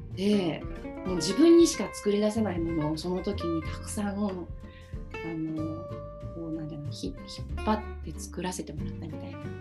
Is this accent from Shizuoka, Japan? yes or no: no; Gifu, Japan; 実家の岐阜県の生まれ育ったそのお家の環境